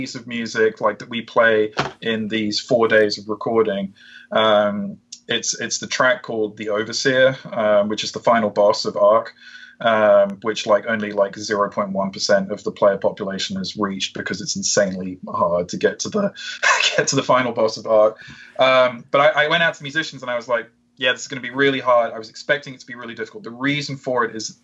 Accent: United Kingdom; I'm British too

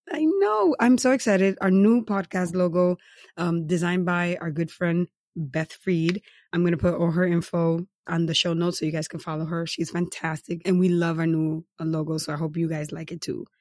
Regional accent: New York City, New York, United States; I'm from New York City, so beach towns are vacations to me

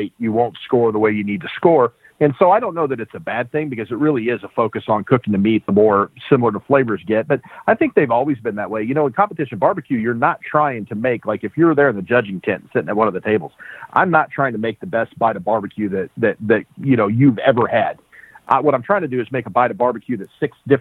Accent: Springfield, United States; I'm from Springfield, and that's where I started cooking.

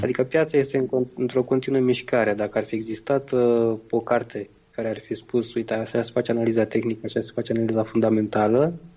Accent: Romania; eu sunt român

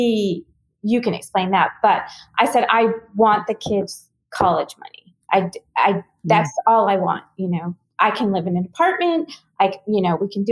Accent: Hawaii, United States; now in Texas, United States; growing up in Hawaii

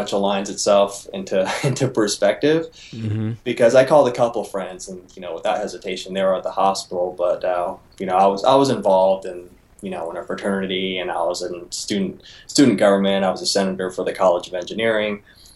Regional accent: Reno, Nevada, United States; I'm from Reno, Nevada

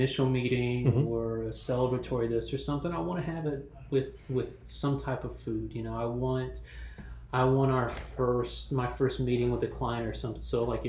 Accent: Newnan, Georgia, United States; That's where I grew up, Noonan, Sharpsburg area.

